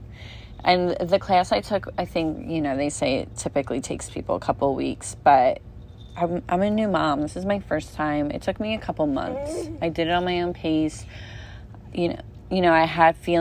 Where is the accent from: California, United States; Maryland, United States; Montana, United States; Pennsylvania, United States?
Pennsylvania, United States; also born or lived in Las Vegas; now in New Jersey, United States; I'm originally from Pennsylvania